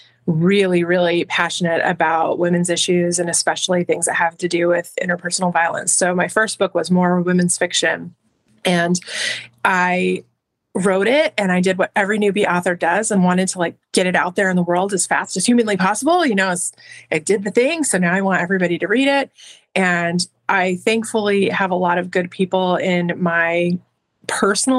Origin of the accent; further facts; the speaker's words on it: southern New Mexico, United States; moved away as an adult; now in Colorado, United States; I lived for some years after I had my kids in southern New Mexico, which is my hometown, home state area